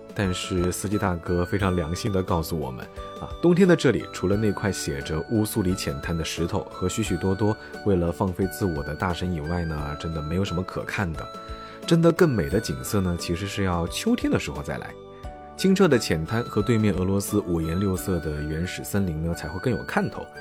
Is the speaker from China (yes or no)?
yes; southern China, China; 像我这种在南方长大的